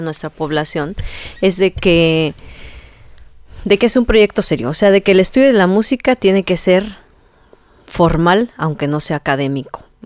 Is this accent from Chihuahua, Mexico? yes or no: no; Tingambato, Michoacán, Mexico; yo soy de Tingambato